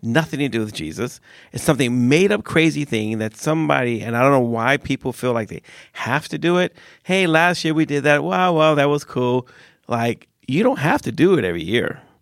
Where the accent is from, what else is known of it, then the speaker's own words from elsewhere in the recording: United States; now in Sweden; I grew up in America.